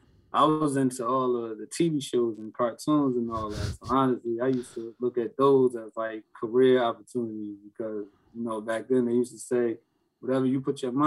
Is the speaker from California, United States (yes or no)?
no; Newark, New Jersey, United States; we grew up in the South Ward, of North New Jersey